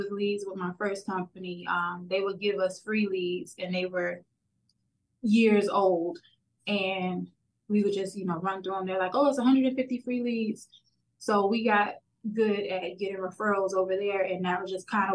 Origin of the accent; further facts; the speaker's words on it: Miami, Florida, United States; born and raised in Miami, Florida, still here